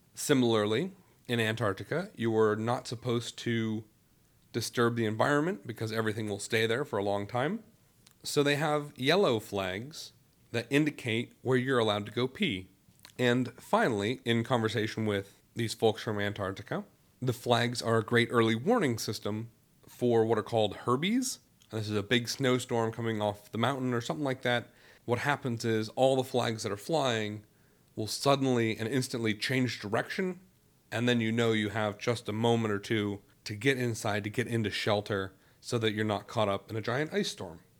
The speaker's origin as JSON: {"language": "English", "town": "Youngstown", "region": "Ohio", "country": "United States", "moved": "yes", "said": "I am originally from Youngstown, Ohio"}